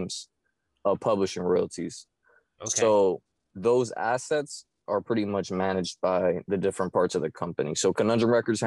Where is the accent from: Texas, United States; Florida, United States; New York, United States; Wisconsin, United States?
Florida, United States; Miami; I was born and raised in Miami, Florida